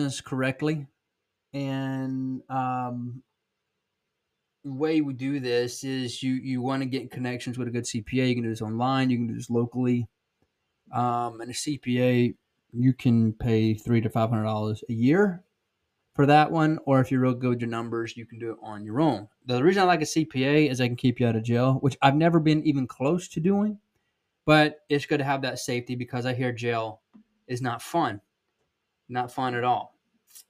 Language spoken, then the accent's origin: English; South Georgia, United States; accent: Southern; I'm from South Georgia